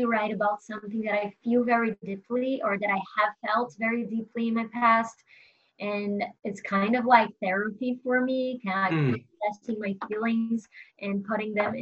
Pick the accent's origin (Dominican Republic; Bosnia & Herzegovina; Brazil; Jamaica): Brazil; also born or lived in New York; now in Los Angeles, United States; I moved to LA only like a year ago, but I'm originally from Brazil